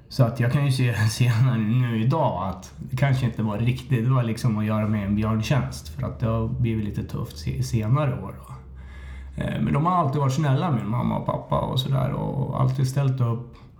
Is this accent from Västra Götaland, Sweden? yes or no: no; Hallstahammar, Västmanland, Sweden; Jag är uppväxt i Hallstahammar